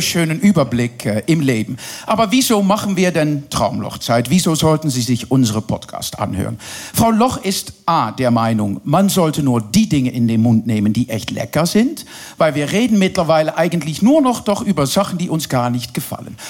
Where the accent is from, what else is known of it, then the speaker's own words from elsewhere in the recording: Netherlands; German is a second language; now in Berlin, Germany; Ich bin Holländerin